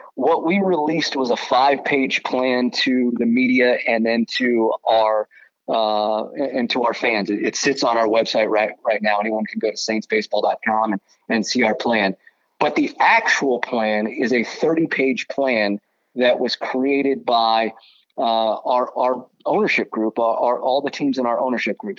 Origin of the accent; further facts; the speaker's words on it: Southern California, United States; moved away; I grew up in Southern California